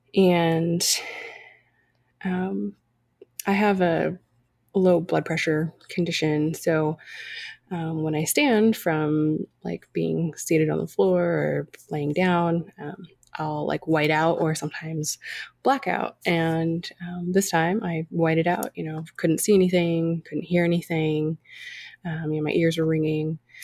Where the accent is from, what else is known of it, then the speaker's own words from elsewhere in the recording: California, United States; I grew up in California, uh, you know, granddaughter of immigrants